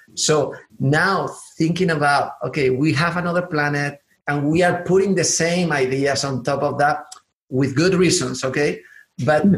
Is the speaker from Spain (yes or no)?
yes; southern Spain, Spain; accent: southern; English is a second language; also born or lived in Atlanta, United States; I'm from the south of Spain, so actually, I always say that I have a southern accent in Spanish and also in English because uh, I was living in Atlanta